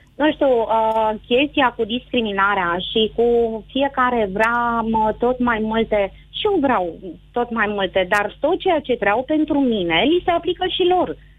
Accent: Bucharest, Romania; eu sunt născută în București, însă tot neamul meu uh, este la Oradea

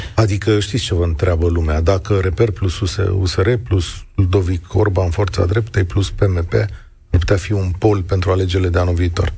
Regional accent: Moldavia, Romania; eu sunt moldovean

